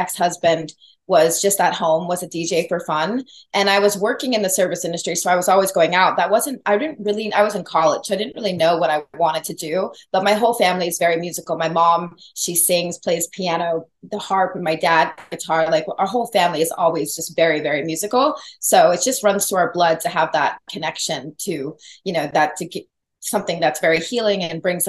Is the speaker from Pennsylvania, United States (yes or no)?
no; Los Angeles, California, United States; also born or lived in San Diego; I'm from